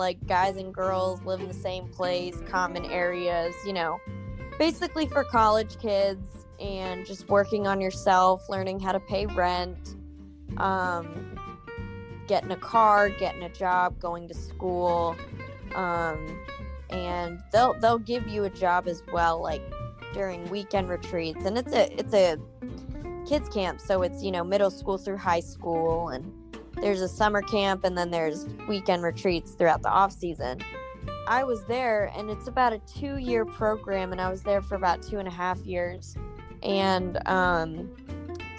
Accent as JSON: {"language": "English", "town": "Virginia Beach", "region": "Virginia", "country": "United States", "also_born_or_lived": "Charlottesville-Richmond area", "moved": "as an adult", "lives_now": "Norfolk, United States", "said": "I'm originally from Virginia Beach"}